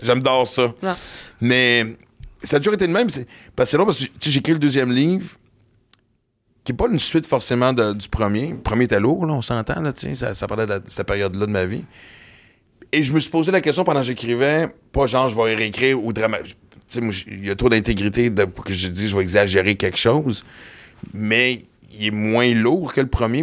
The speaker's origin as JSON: {"language": "French", "region": "Western Canada", "country": "Canada", "tie": "born or raised there", "moved": "yes", "said": "J'ai grandi à l'Ouest canadien"}